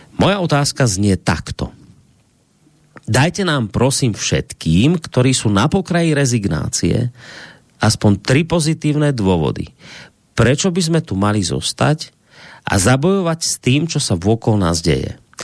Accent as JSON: {"language": "Slovak", "country": "Slovakia", "said": "ja som proste Slovák, ja som na Slovensku doma, ja tu mám predkov"}